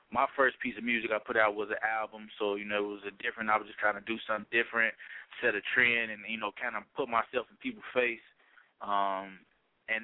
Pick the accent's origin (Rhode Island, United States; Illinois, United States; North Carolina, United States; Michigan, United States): Illinois, United States; Chicago; When they hear me, they can't believe I'm from Chicago because I don't really have, like, a Chicago sound.